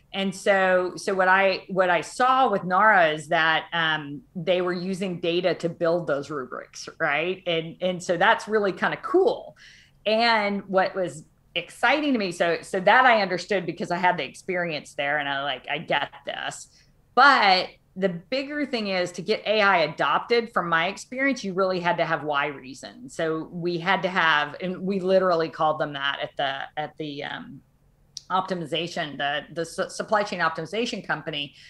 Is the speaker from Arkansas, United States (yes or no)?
yes; Arkansas, United States; moved away as an adult; also born or lived in Los Alamos; now in Boston, United States; I'm from Arkansas and it's lovely. I love I love Arkansas. I just couldn't live there anymore.